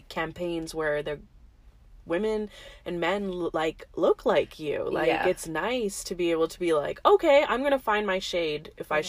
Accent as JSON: {"language": "English", "country": "India", "said": "And I can say as an Indian, like most of us are raised thinking like fair is beautiful"}